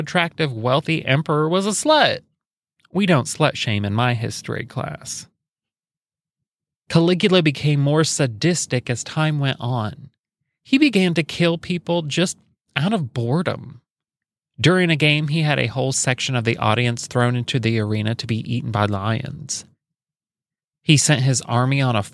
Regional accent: Alexandria, Indiana, United States; I was raised in Alexandria, Indiana

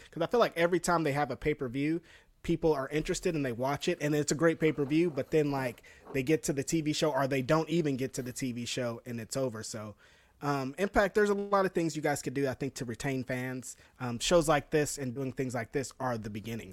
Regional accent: United States; It's where we were raised

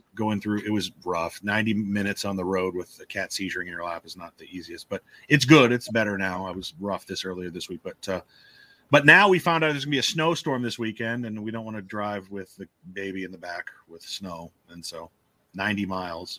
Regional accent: Omaha, Nebraska, United States; moved away; also born or lived in Lincoln, Nebraska; I'm from North Omaha and uh, just moved from Lincoln to where I live now

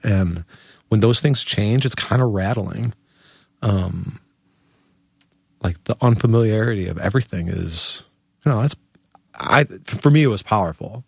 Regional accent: Chicago, Illinois, United States; moved away as an adult; now in Portland, United States; if you were to ask me where I'm from, you know, I would tell you that I'm from Chicago

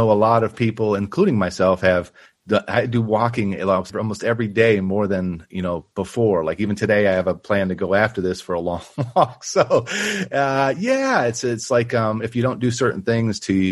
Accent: Buffalo, New York, United States; now in Austin, United States; I'm actually from Buffalo, New York

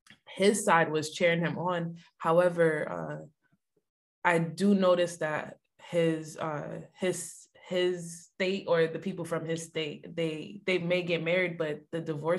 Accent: Mount Vernon, New York, United States; So I'm from Mount Vernon.

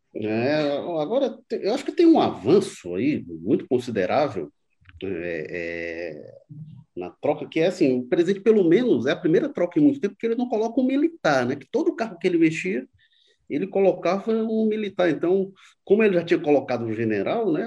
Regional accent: Fortaleza, Ceará, Brazil; Eu, eu me criei no Jardim América, onde tinha muito cururu

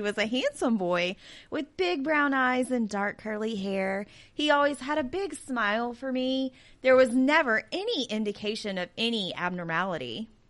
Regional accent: the South, United States; I'm from the South.

